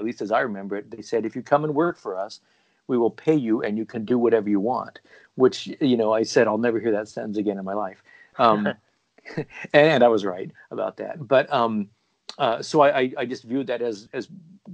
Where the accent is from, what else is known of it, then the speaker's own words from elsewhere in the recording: Portland, Oregon, United States; moved away as an adult; also born or lived in East Coast, United States; my hometown, Portland, Oregon. And I had just moved back here myself from living on the East Coast for a bunch of years